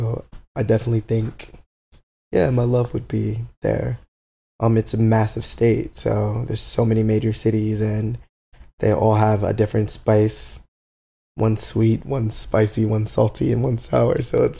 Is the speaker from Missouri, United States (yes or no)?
no; Newark, New Jersey, United States; I'm from Newark originally, so... that's the largest city in the state. It's on the northern part of New Jersey.